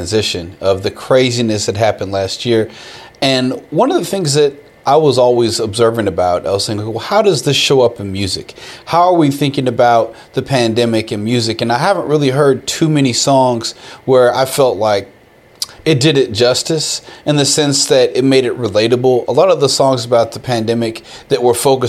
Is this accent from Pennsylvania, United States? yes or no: no; Austin, Texas, United States; also born or lived in Houston; being an Austin boy, growing up in Austin, Texas